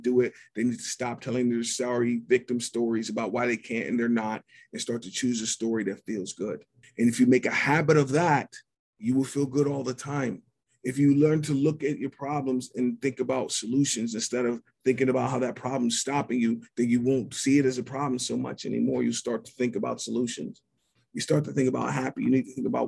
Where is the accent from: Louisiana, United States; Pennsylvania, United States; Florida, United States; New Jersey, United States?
Pennsylvania, United States; Pittsburgh; I'm from Pittsburgh. I'm from Squirrel Hill, which is the second largest Jewish community in this country. I grew up in a world where nobody looked like me